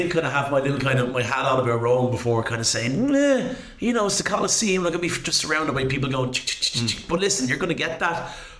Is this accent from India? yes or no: no; Rush, Leinster, Ireland; Growing up in Rush was great.